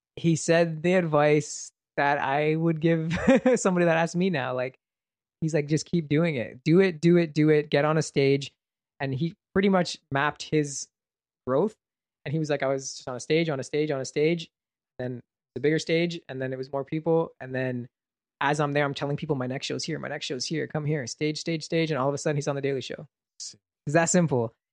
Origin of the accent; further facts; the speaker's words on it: Brampton, Ontario, Canada; I was from Brampton